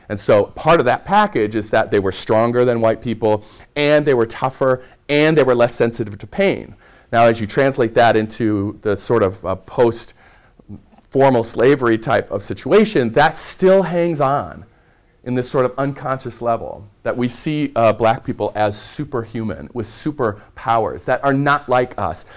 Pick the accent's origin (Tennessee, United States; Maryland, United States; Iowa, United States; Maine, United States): Iowa, United States; Red Oak; moved away; I grew up in rural Iowa in the southwest corner